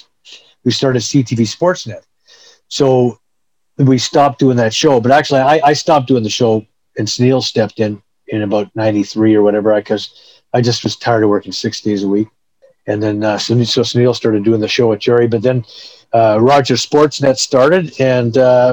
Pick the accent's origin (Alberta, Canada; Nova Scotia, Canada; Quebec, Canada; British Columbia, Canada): Alberta, Canada; Edmonton; moved away as an adult; also born or lived in Lethbridge / Toronto; I was born and raised in Edmonton